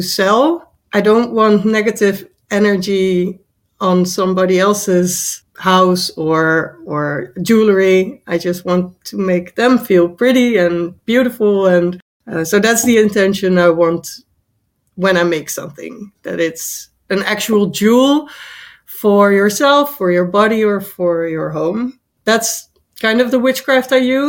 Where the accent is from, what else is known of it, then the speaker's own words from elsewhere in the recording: Netherlands; I am from the Netherlands.